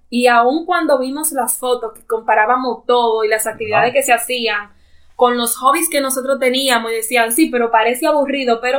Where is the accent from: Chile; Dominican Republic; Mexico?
Dominican Republic; moved away as an adult; now in Canada; como dominicanos somos nosotros